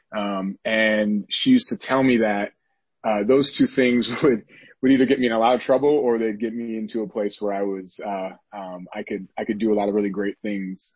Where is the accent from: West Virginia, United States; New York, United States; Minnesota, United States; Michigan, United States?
Minnesota, United States; St. Paul; shout out to Minnesota. I'm from St. Paul